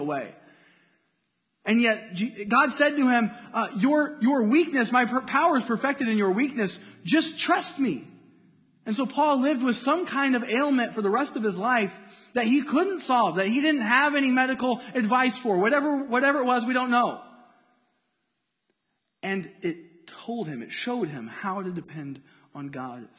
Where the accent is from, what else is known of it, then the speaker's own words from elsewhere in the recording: Indiana, United States; moved away as an adult; also born or lived in Cincinnati; I'm from Indiana.